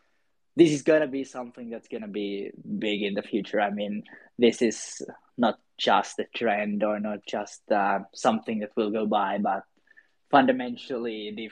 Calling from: Helsinki, Uusimaa, Finland; I'm calling from Helsinki, Finland

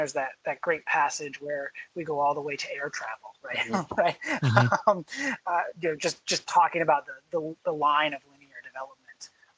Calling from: Illinois, United States; I'm coming from Illinois, so I guess that's what I mean when I say we.

